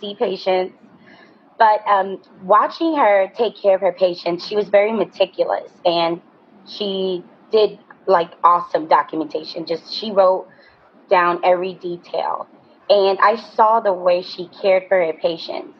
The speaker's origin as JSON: {"language": "English", "region": "New York", "country": "United States", "tie": "born or raised there", "said": "growing up in New York, my grandmother was a nurse"}